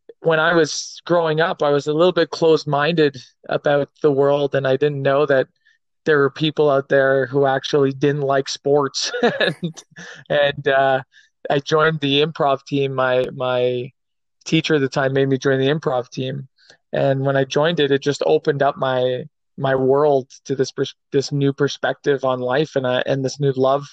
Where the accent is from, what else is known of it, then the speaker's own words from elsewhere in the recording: Ottawa, Ontario, Canada; born and raised in Ottawa, Ontario